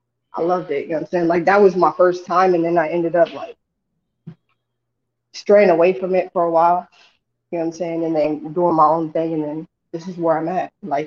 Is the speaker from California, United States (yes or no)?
yes; San Diego, California, United States; moved away as an adult; also born or lived in San Francisco; now in Peoria, United States; I'm from San Diego, California.